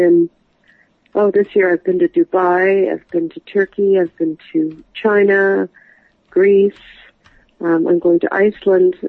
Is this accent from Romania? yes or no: no; Canada; I'm a writer from Canada, and I write thrillers